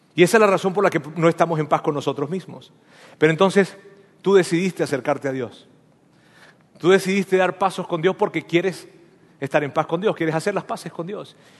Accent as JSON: {"language": "Spanish", "country": "Venezuela", "tie": "born or raised there", "first_language": "Spanish", "moved": "yes", "said": "yo nací en Venezuela y yo soy venezolano"}